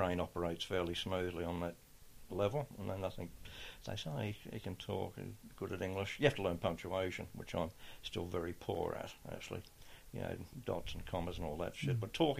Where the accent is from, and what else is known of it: Adelaide, South Australia, Australia; born or raised there